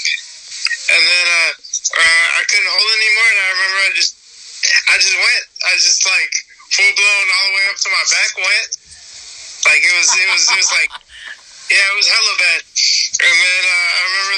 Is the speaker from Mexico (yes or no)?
yes; Mexico; now in Modesto, United States; I'm originally from the Mexicos.